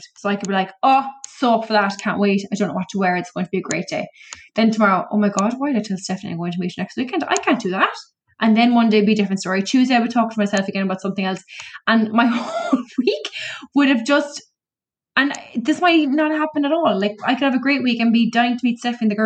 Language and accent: English; Cork, Munster, Ireland; I'm from Cork